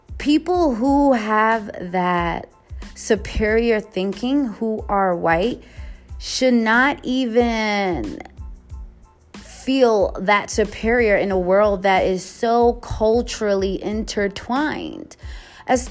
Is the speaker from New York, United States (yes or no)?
yes; New York City, New York, United States; now in West Coast, United States; being a New Yorker from the Bronx